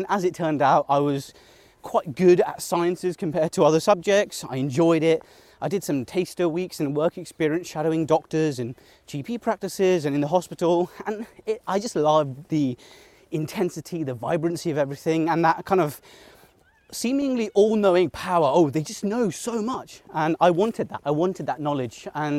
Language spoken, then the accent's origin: English; Mumbai, Maharashtra, India; born there; So I was born in Mumbai, and I spent most of my childhood summers in Mumbai. I had all my family there, my cousins, etc.